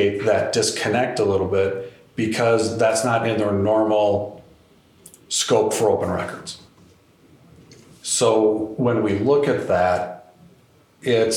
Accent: Wisconsin, United States; I'm from Wisconsin

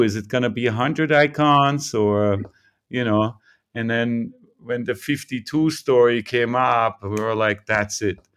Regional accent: Vienna, Austria; moved away as an adult; also born or lived in New York; now in California, United States; I'm born in Vienna, Austria. Mm, so I grew up in Vienna in the 70s

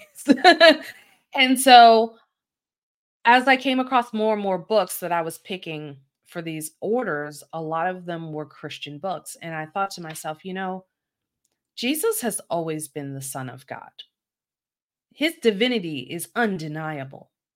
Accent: Baltimore, Maryland, United States; I'm from Baltimore City, a very urban part of Baltimore, and it is not uncommon for, uh, people to go to church where I live

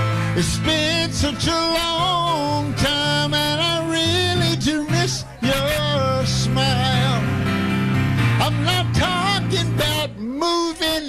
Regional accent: Tennessee, United States; I'm from Tennessee

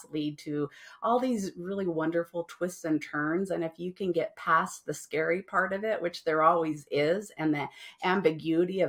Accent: Las Vegas, Nevada, United States; moved away as an adult; also born or lived in San Francisco Bay Area; I didn't have a family because I was from Las Vegas.

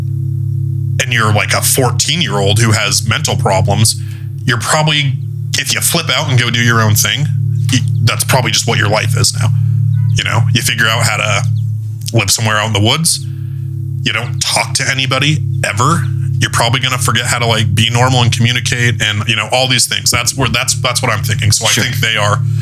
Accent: the Northwest, near Idaho and Montana, Pacific Northwest, United States; I'm from the Northwest. I'm from very close to, you know, like Idaho and Montana

